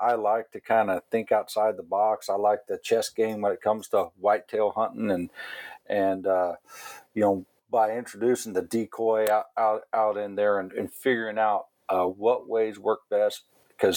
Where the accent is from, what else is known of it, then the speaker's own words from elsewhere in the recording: Missouri, United States; I grew up right here in Missouri.